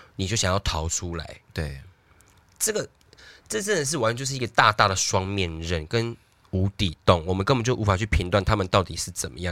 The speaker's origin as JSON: {"language": "Chinese", "country": "Taiwan", "said": "我们台湾人"}